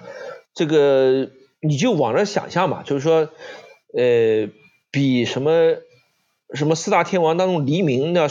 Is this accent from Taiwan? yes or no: no; Nanjing, Jiangsu, China; 我小时候生活在在鸡鸣寺一带，